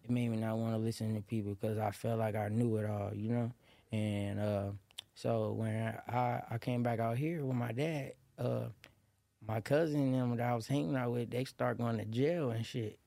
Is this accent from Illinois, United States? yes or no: no; Los Angeles, California, United States; moved away; also born or lived in Lynwood, California / Moreno Valley, California; I was born in Linwood, California, at, uh, at Saint Francis Hospital, and I grew up on the hundred and third